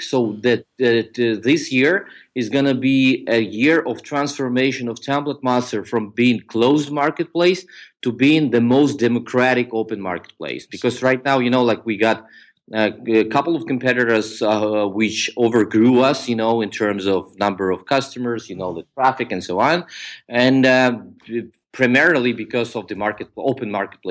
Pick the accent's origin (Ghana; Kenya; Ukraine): Ukraine; also born or lived in Georgia; I grew up in the Ukraine